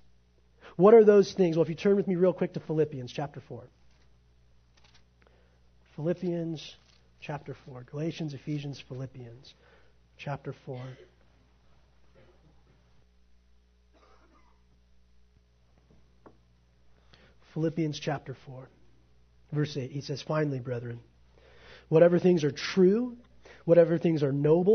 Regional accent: United States; I'm an American

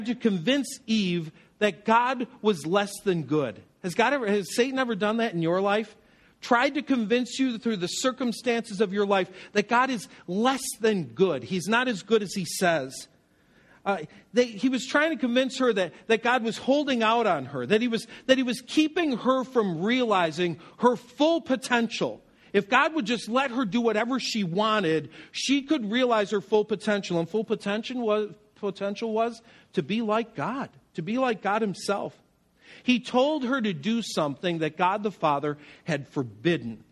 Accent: Western New York, United States; Where I grew up in Western New York

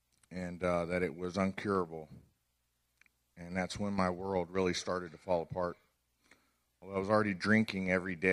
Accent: Orange County, California, United States; grew up in Orange County, California

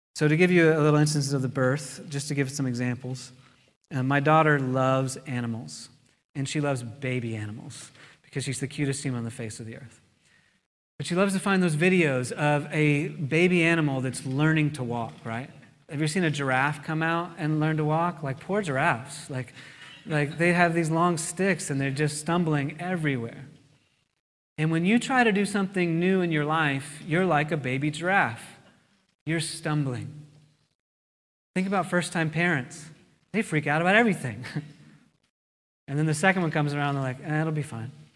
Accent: United States; I'm an American

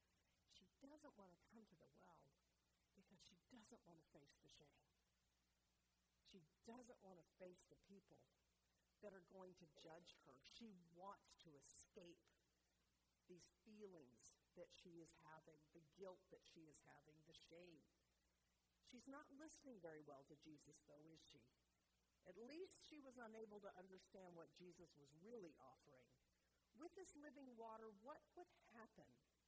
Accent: North Carolina, United States; moved away as an adult; also born or lived in Arizona; I went to Arizona State University my first 2 years, and I moved there from North Carolina. So I used to talk just like this, so I can do it anytime I want. So imagine a southern girl

